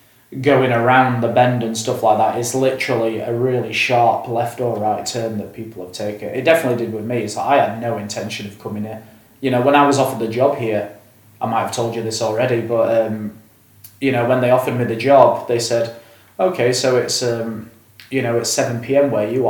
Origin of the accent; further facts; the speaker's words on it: Sheffield, Yorkshire and the Humber, United Kingdom; moved away as an adult; also born or lived in China / Ireland / Spain / Beijing; now in Tashkent, Uzbekistan; But originally I'm from Sheffield in England, but in 2010, so 12 years ago, I moved to China. And I was only supposed to be there 6 months, but instead I ended up there for a year and a half.